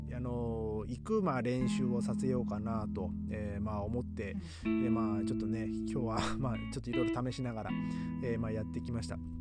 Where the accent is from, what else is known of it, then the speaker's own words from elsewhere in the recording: Aomori, Japan; now in Berlin, Germany; 日本日本 の青森とかねそのね、うちの僕の地元のね